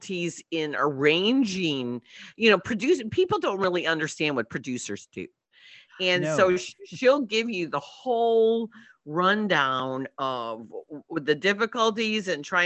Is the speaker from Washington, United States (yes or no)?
no; Belleville, Illinois, United States; I'm from Belleville